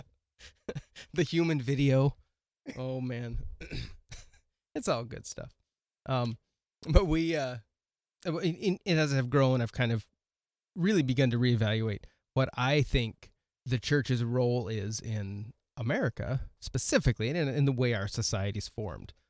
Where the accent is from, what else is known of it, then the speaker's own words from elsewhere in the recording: West Coast, United States; moved away as an adult; now in South Dakota, United States; I grew up in the mountains with roads that actually had curves in them